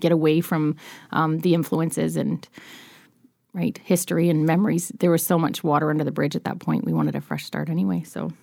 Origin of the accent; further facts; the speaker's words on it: Nova Scotia, Canada; moved away; I'm from Nova Scotia